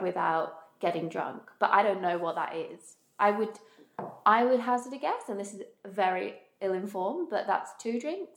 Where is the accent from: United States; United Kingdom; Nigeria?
United Kingdom; moved away; being British